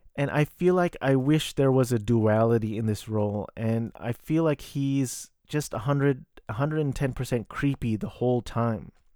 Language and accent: English; United States; I am a Filipino-American